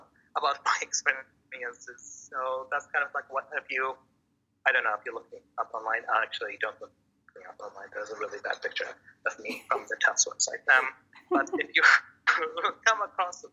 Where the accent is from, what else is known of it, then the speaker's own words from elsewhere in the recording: Baghdad, Baghdad Governorate, Iraq; now in Maine, United States; I was born and raised in Iraq, Baghdad, straight in the capital.